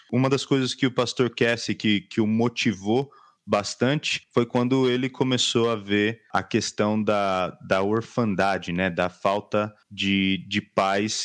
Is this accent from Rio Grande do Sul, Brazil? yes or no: no; Nova Odessa, São Paulo, Brazil; Sou aqui de Nova Odessa, interior de São Paulo, próximo a Campinas